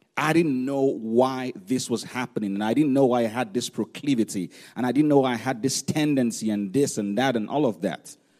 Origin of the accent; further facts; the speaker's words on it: Nigeria; when we were growing up in Nigeria